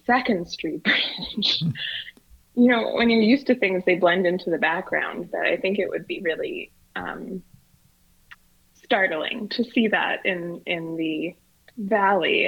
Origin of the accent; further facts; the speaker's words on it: Edmonton, Alberta, Canada; I grew up in Crestwood, right beside the MacKinnon